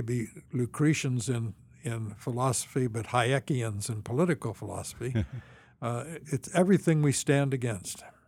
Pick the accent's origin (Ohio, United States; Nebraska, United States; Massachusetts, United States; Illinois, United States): Illinois, United States; Champaign; moved away; also born or lived in Washington; I grew up in Champaign, Urbana.